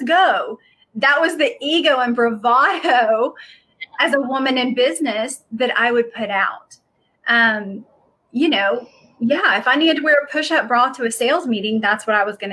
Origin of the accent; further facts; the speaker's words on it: the South, United States; I grew up in the South